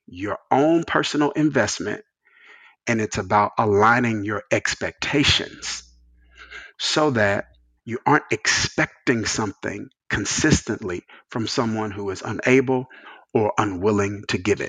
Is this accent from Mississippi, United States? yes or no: yes; rural Mississippi, United States; moved away as an adult; also born or lived in New Jersey; I came from Mississippi, which was Bible Belt, small. My dad led a smaller church, bivocational. He's a bivocational pastor for the majority of my childhood